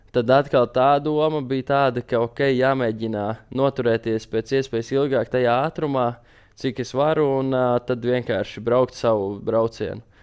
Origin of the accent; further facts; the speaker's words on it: Latvia; mēs esam latvieši